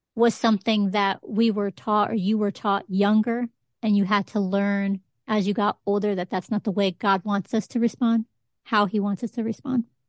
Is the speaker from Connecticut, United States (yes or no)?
yes; Connecticut, United States; Puerto Rican growing up in Connecticut